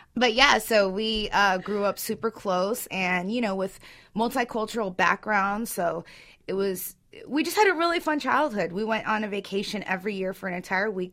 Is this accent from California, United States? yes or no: yes; Orange County, California, United States; I'm from Orange County